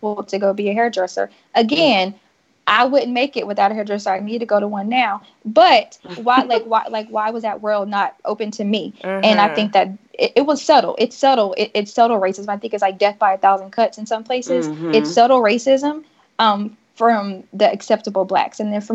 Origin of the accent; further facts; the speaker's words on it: Strawberry Plains, Tennessee, United States; moved away as an adult; I grew up in the South